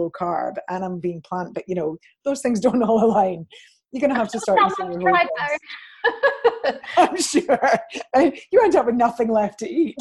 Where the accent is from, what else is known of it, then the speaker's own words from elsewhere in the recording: Scot, Scotland, United Kingdom; being a Scot